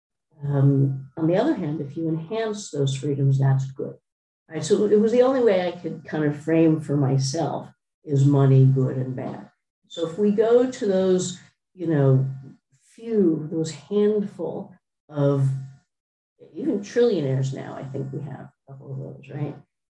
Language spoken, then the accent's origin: English; United States; I am American, I am a capitalist